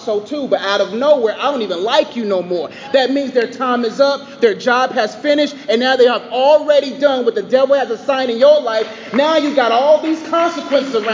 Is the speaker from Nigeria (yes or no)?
yes; Nigeria; I'm Nigerian.